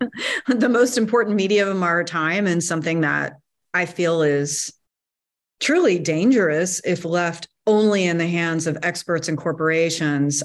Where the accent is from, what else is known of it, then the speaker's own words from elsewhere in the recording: North Carolina, United States; I grew up in North Carolina, surrounded by woods